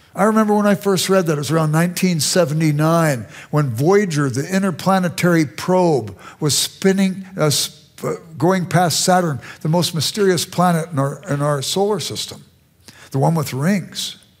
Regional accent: Los Angeles, California, United States; moved away as an adult; also born or lived in Chicago suburbs, Illinois; now in Chicago, United States; I grew up in South Central Los Angeles

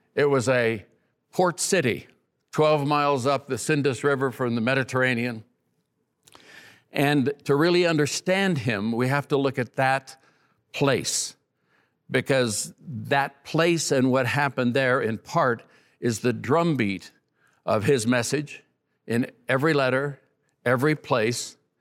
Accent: Oakland, California, United States; I'm a kid from East Oakland, California.

